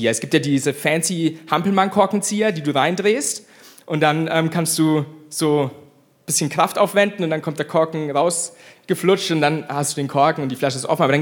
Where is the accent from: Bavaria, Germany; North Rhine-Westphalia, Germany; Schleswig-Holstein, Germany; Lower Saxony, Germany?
Bavaria, Germany; ich bin Franke, ich liebe Franken.